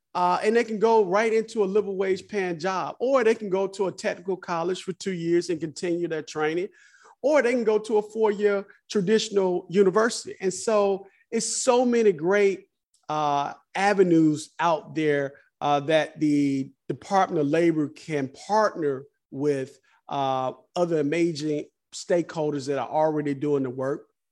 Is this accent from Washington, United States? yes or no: no; South Fulton, Georgia, United States; a young boy growing up in South Fulton